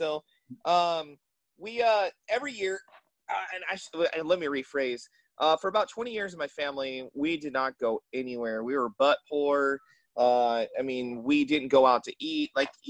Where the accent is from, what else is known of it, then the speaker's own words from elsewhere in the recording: Atlanta, Georgia, United States; Well, I'm from Atlanta, so I love Coca-Cola and Chick-fil-A.